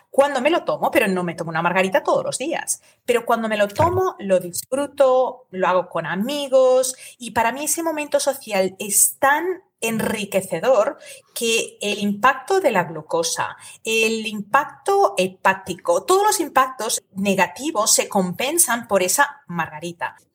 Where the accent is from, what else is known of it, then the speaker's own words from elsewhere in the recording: United States; also born or lived in Spain; aunque yo viví en España de niña, soy norteamericana, llevo aquí tantísimos años que muchísimas